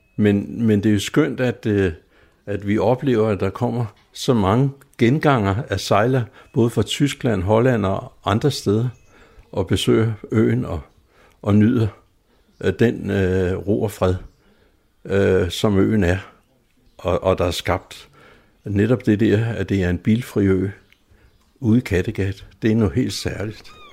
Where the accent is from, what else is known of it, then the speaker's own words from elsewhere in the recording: Zealand, Denmark; som sjællænder som, og som øh, jøde